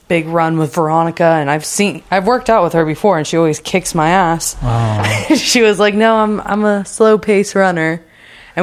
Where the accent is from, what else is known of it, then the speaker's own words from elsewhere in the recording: Newport Beach, California, United States; growing up in Newport, A Street